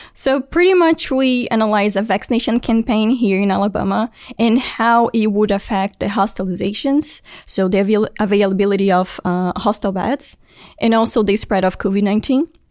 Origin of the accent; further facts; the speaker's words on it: Brasília, Federal District, Brazil; moved away; I'm from Brasilia, which is the capital